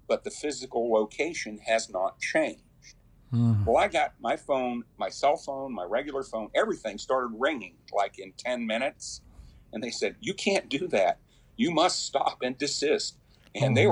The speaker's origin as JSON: {"language": "English", "area": "Jackson County", "region": "West Virginia", "country": "United States", "tie": "born or raised there", "also_born_or_lived": "Boone County, West Virginia / Wirt County, West Virginia", "said": "I grew up in south of here a little bit in Jackson County. I was originally born in Boone County in southern West Virginia."}